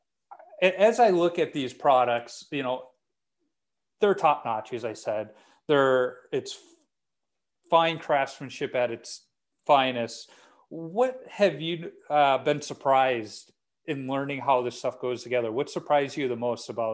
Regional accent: Chicago, Illinois, United States; growing up in Chicago in the era I did

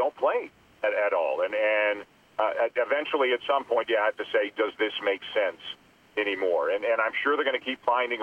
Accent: Toronto, Ontario, Canada; I'm born and raised in Canada. My whole family's here

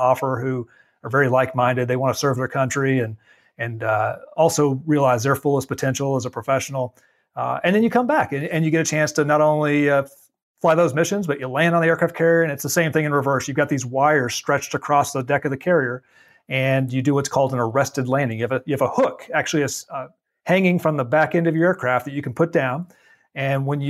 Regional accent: Dallas, Texas, United States; I grew up in Dallas-Fort Worth

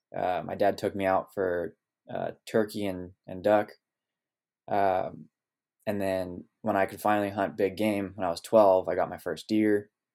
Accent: Sonoma Valley, California, United States; moved away as an adult; now in Oregon, United States; growing up here in Sonoma Valley

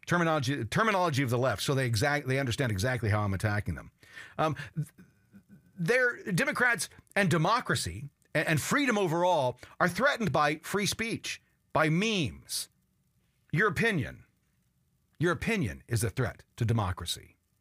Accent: United States; I, I'm an American.

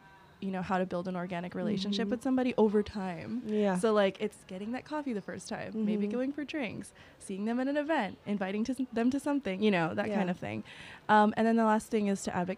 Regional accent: New York City, New York, United States; I'm from Jamaica, Queens. Like I would commute every single day to come to work, and the only reason why I was able to compete with people who had those resources was because I was from New York

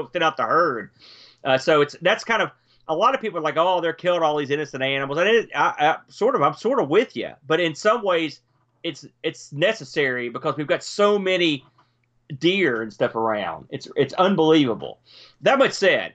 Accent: West Virginia, United States; also born or lived in New Jersey (Jersey Shore); I'm a transplanted to West Virginia via, I was born and spent 5 or 6 years in New Jersey before we moved here, but haven't been here this long. I guess I'm a proud West Virginian.

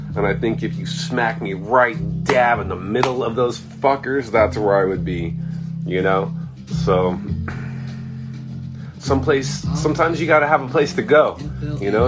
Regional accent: Irvine, California, United States; also born or lived in Anaheim; I grew up basically in Irvine. I mean, I started out in Anaheim, but I, I really ended up in, in Irvine, which is a, a, suburb of Southern California

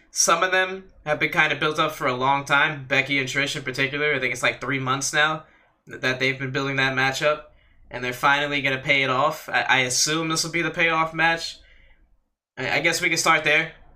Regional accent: United States; as an American

